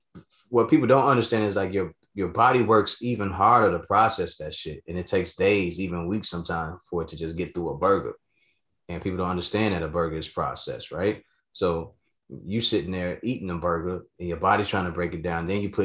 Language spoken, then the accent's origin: English; the South, United States; growing up in the South, when I was living with my pops